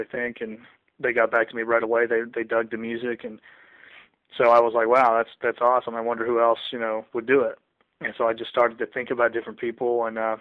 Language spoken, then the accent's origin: English; the South, United States; I'm from the South